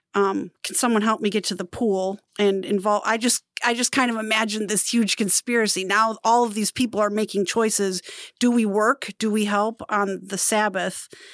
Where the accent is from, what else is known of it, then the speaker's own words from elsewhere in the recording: Wisconsin, United States; I'm from Wisconsin